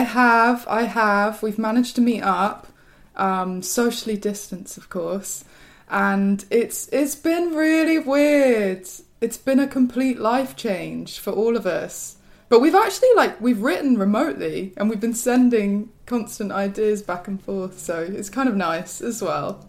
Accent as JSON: {"language": "English", "region": "West Midlands", "country": "United Kingdom", "tie": "born or raised there", "moved": "as an adult", "lives_now": "London, United Kingdom", "said": "I'm from the West Midlands."}